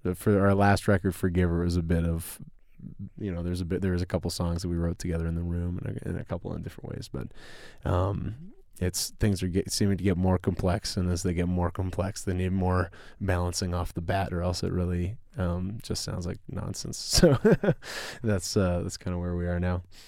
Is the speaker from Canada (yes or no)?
yes; Winnipeg, Manitoba, Canada; we're from Winnipeg